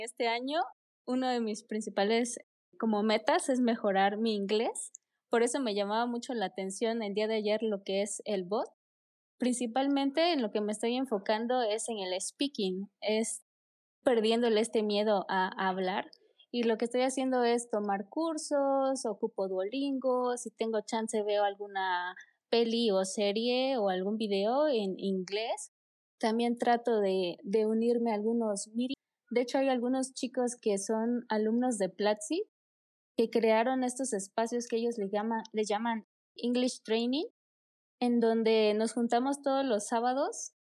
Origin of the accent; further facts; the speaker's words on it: Oaxaca, Mexico; yo soy de Oaxaca, México.